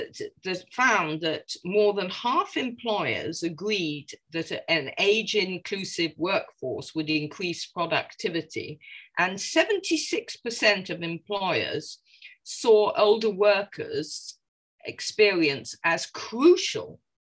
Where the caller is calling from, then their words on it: London, United Kingdom; I'm calling from London, England, as you can probably tell by my accent.